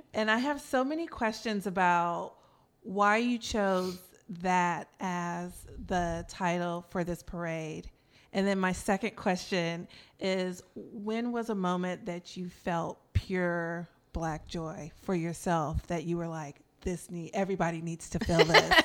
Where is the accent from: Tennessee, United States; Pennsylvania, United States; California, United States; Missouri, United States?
California, United States; Oakland; I was born and raised in Oakland